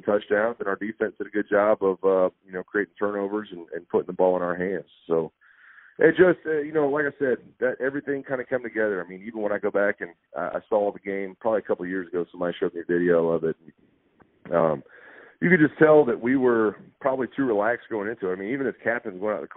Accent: Florida, United States; I'm from Florida

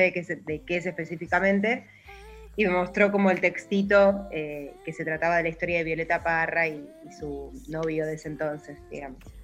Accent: Buenos Aires, Argentina; yo que soy recontra porteña

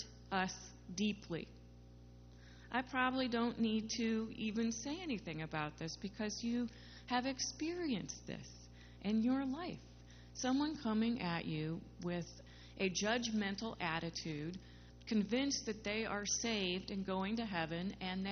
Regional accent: Midwest, United States; where I grew up in the Midwest, we kept God pretty much to ourselves

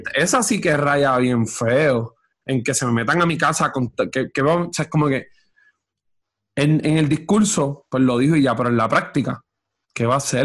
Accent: Orocovis, Puerto Rico; y, yo estoy en Orocovi

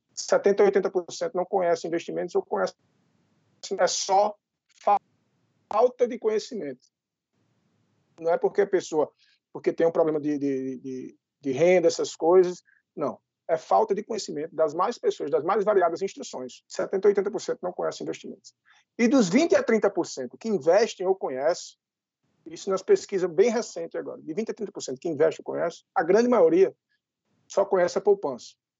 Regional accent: Brazil

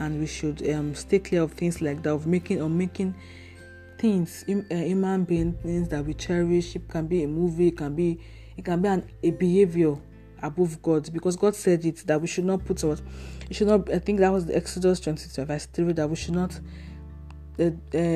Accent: Nigeria; I'm a Nigerian, and I live in Nigeria

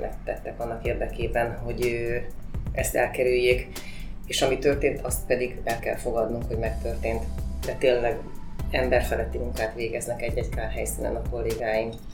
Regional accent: Hódmezővásárhely, Csongrád-Csanád, Hungary; hódmezővásárhelyi vagyok, és a hódmezővásárhelyi városi televízióban dolgoztam 8

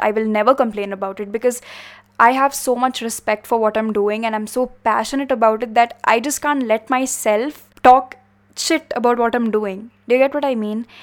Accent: India; we are from India

